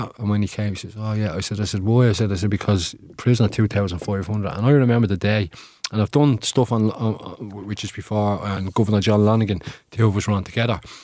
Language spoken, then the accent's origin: English; Dublin, Leinster, Ireland; northeast in our city, which, uh, my family and I are originally from